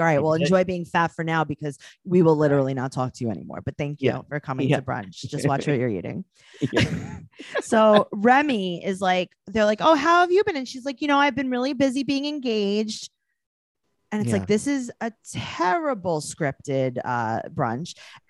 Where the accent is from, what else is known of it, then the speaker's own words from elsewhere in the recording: New York City, New York, United States; I'm from New York City